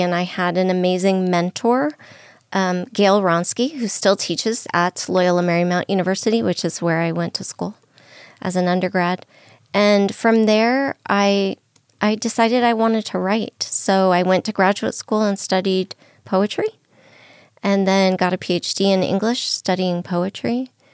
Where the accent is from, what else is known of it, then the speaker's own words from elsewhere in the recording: Southern California, United States; also born or lived in New Mexico; now in Las Vegas, United States; I'm originally from Southern California.